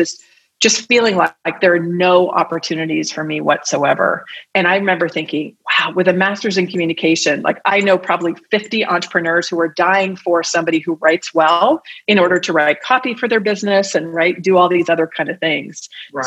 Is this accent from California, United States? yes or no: yes; the Bay Area, California, United States; now in Arizona, United States; I'm originally from the Bay Area